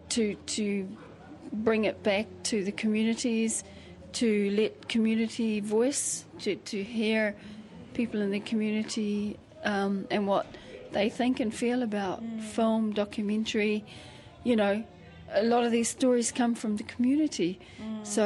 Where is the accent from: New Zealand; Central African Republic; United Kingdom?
New Zealand; Taumarunui, Manawatū-Whanganui; I grew up in Ngātai Street in Taumarunui, and I don't know if you know where that is, but no.